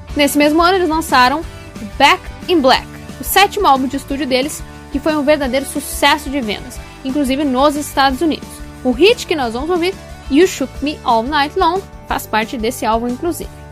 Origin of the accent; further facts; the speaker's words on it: Passo Fundo, Rio Grande do Sul, Brazil; à minha cidade natal, minha né? Passo Fundo